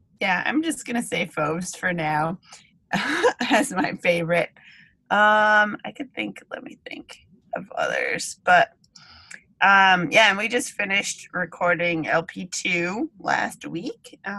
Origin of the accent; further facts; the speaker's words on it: New England, United States; we're thinking about New England and growing up in New England a lot on the album for sure.